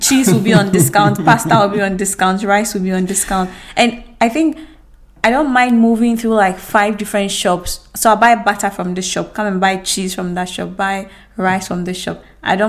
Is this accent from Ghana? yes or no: yes; Ghana; moved away as an adult; now in Malmö, Sweden; Kwame and I are originally from Ghana. We grew up in Ghana, spent most of our lives in Ghana, and now we live in Sweden, in Malmo, Sweden.